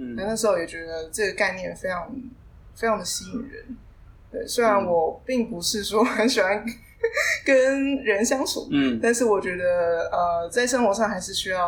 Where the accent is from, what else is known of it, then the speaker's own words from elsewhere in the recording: Kaohsiung, Taiwan; moved away as an adult; now in Taichung, Taiwan; 我是高雄人。那其实在这之前我并没有北漂过，就是从小就在在就在高雄呃长大，然后念书。这是来台中是因为要职训，